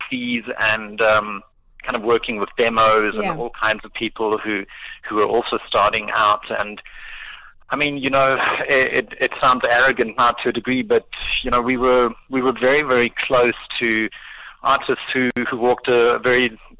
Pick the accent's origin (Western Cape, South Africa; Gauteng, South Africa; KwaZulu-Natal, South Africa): Gauteng, South Africa; Pretoria; I grew up in Pretoria and kind of finished high school in the early 90s